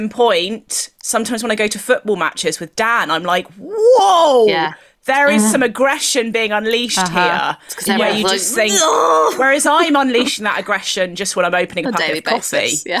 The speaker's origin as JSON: {"language": "English", "region": "South West England", "country": "United Kingdom", "tie": "born or raised there", "said": "In Devon. So it was very easy."}